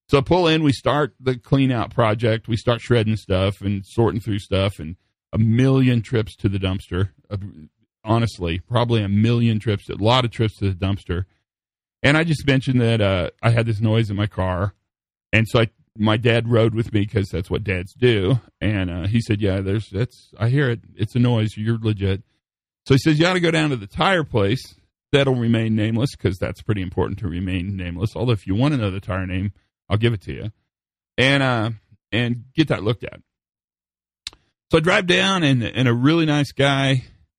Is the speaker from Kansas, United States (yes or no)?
yes; Western Kansas, United States; moved away; So I grew up in Western Kansas